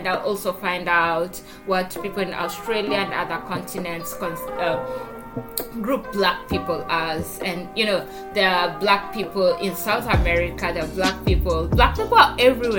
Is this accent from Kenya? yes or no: yes; Kenya; moved away; So I still consider myself Kenyan. If anyone lived here for 5 years, I am 100% Kenyan. And so 100% African.